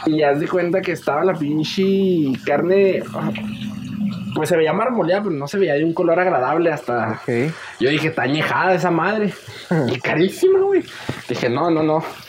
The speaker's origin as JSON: {"language": "Spanish", "town": "Ciudad Juárez", "region": "Chihuahua", "country": "Mexico", "said": "Nosotros somos de Juárez"}